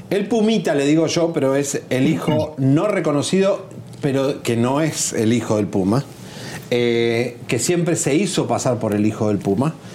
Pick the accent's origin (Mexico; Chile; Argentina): Argentina; accent: Argentine; Te lo digo en argentino.